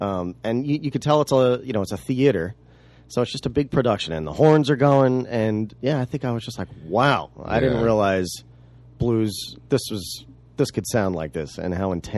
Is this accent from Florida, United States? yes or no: no; New Jersey, United States; moved away; also born or lived in Baltimore; I'm from South Jersey.